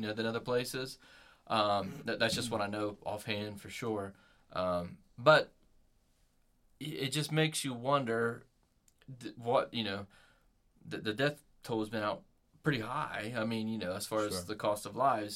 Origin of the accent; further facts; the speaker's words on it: United States; growing up in America